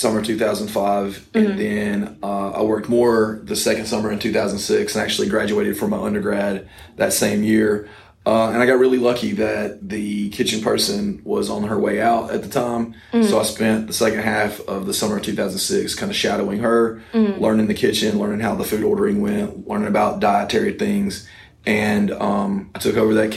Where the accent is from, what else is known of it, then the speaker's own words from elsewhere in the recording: Coleman, North Alabama, United States; also born or lived in Auburn, Alabama; I grew up in North Alabama in Coleman